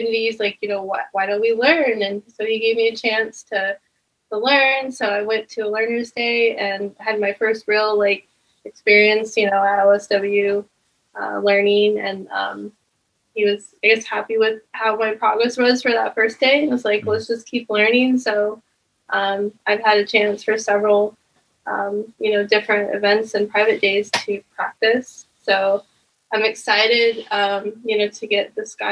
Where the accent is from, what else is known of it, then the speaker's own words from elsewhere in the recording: Iowa, United States; moved away; I grew up in Iowa, and there's not really much to do there